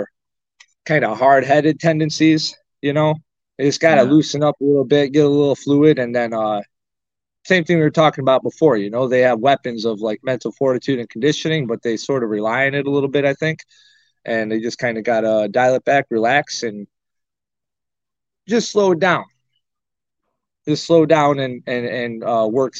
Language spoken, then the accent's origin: English; Arcade, New York, United States; moved away; also born or lived in Springville, New York / Cheektowaga, New York; I was born in Springville, raised in West Valley, Arcade